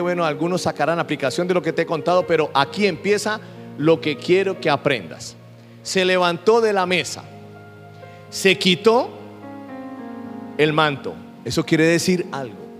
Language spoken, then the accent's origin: Spanish; Colombia; yo soy colombiano.